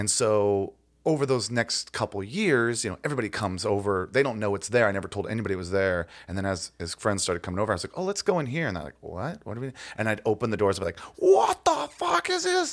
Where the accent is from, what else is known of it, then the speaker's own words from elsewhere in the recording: Ohio, United States; I grew up in Ohio